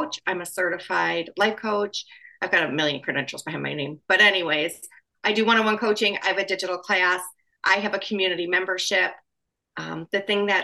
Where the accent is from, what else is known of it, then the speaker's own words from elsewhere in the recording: Wisconsin, United States; now in Chicago, United States; I am from Wisconsin and I graduated college in Wisconsin